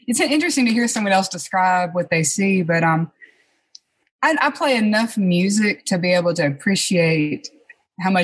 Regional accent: Clinton, Mississippi, United States; moved away as an adult; also born or lived in Cleveland, Mississippi; now in Grenada, United States; I actually grew up in Clinton. I went to Clinton Public

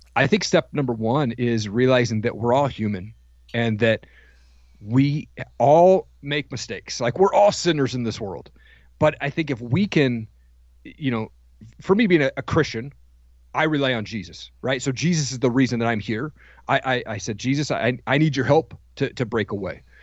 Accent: Washington, United States; I grew up in Washington

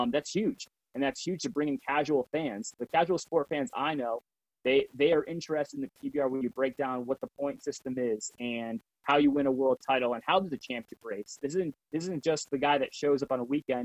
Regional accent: Connecticut, United States; Growing up in Connecticut

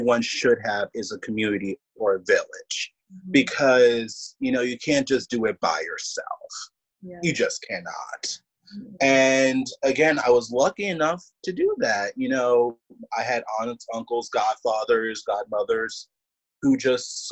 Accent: Philadelphia, Pennsylvania, United States; my home town orchestra, the Philly Orchestra

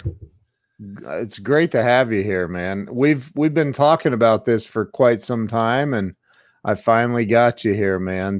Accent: Midwest, United States; now in Ohio, United States; I'm from the Midwest, I'm in Ohio

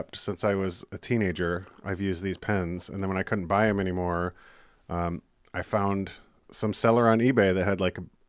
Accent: Clarkston, Michigan, United States; And then born and raised in Clarkston.

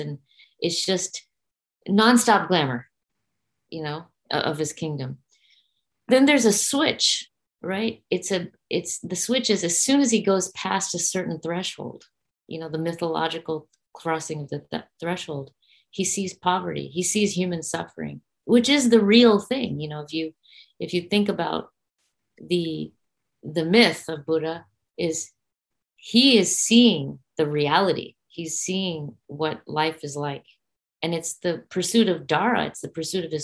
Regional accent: India; I'm very specifically an Indian artist who brings Indian mythologies, art, music to the Western world

